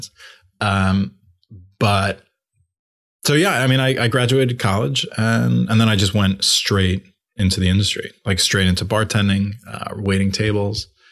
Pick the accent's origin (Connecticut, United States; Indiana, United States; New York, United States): New York, United States; Long Island, Five Towns; moved away as an adult; I grew up in Long Island.